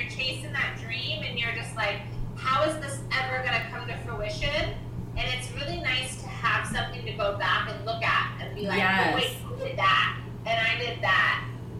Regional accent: Louisiana, United States; I'm a Cajun, and we have Venezuelan, which pretty much just means we like to party.

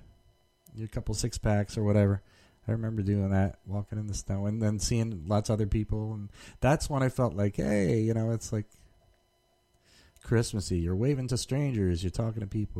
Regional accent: New Jersey, United States; moved away; I'm from Jersey

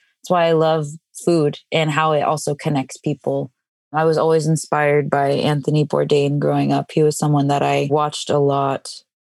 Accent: Mexico; well, I'm Mexican, but let me explain this long journey that took me back to my language.

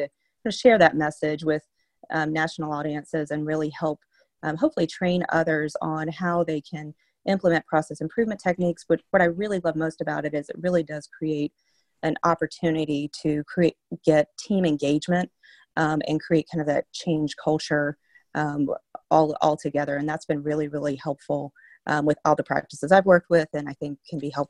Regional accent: North Carolina, United States; I am from North Carolina, so I started at UNC Pediatrics

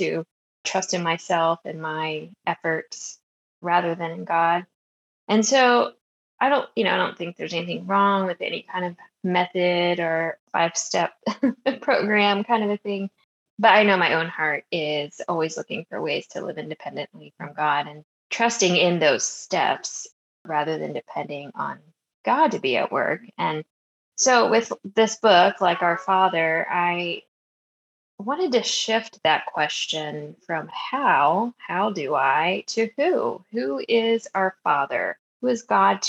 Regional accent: Maryland, United States; I grew up in Maryland

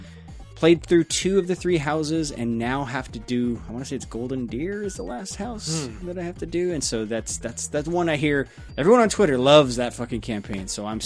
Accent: England, United Kingdom; So yeah, I'm English

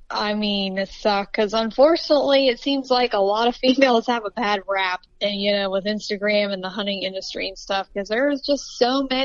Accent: Ohio, United States; obviously. Um, I am from Southeast Ohio, so that's mainly um, where I hunt.

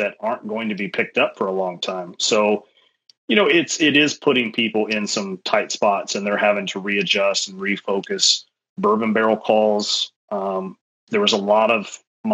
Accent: Kentucky, United States; I grew up in Kentucky with NASCAR

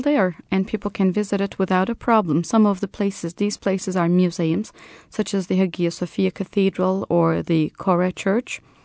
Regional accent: Turkey

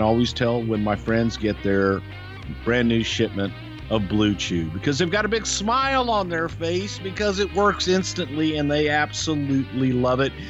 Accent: United States; us Americans

